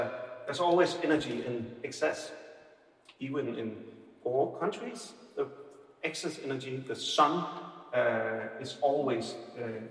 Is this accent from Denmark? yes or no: yes; Aarhus, Central Denmark Region, Denmark; accent: Aarhus; English is a second language; I have an Aarhus accent when I'm talking English